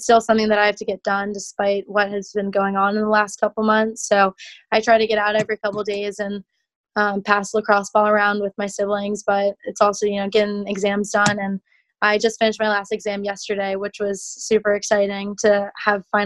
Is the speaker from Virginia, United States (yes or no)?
yes; Alexandria, Virginia, United States; I'm from Alexandria, Virginia. I have had a lot of family, friends, and neighbors growing up